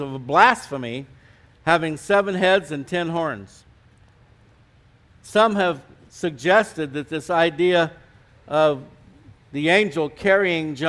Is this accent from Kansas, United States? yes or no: no; California, United States; moved away as an adult; also born or lived in Colorado; now in New Mexico, United States; I was from California